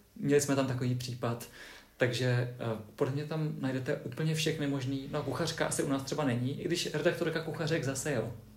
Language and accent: Czech; Třebíč, Vysočina Region, Czechia; já pocházím z Třebíče